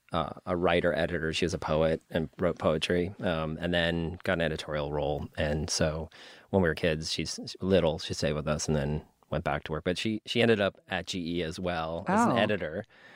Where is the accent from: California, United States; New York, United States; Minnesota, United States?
New York, United States; So I grew up in New York, upstate, and Saratoga Springs is an outdoor venue, and that's where I saw it.